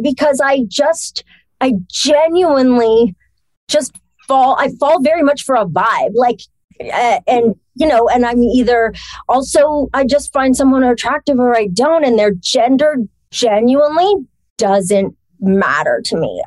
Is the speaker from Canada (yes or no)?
yes; Toronto, Ontario, Canada; moved away; also born or lived in Montreal, Quebec; I was grew up in Toronto. Well, I was born in Montreal. I moved to Toronto for a while.